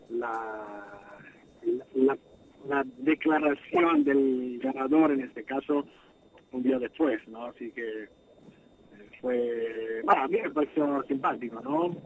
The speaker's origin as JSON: {"language": "Spanish", "country": "Italy", "also_born_or_lived": "United States", "moved": "yes", "lives_now": "Argentina", "said": "vine obviamente de otro país, vivía, eh, vengo de Italia, pero vivía en Estados Unidos"}